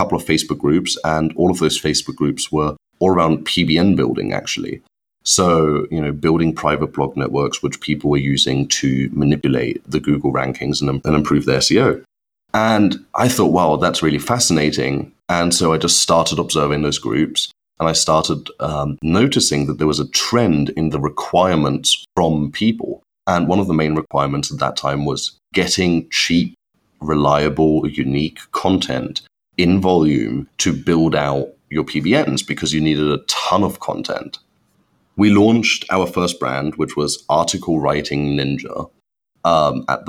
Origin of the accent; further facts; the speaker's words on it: Germany; moved away as an adult; now in United Kingdom; I'm actually born and brought up in Germany, which I hide extremely well. But when I moved to the UK, which is now about nine and a half years ago